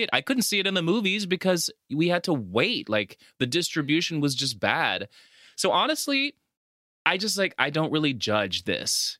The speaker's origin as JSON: {"language": "English", "region": "La Paz", "country": "Bolivia", "tie": "born or raised there", "moved": "yes", "lives_now": "United States", "said": "growing up in Latin America, specifically Bolivia, a lot of times, at least back then when we lived there"}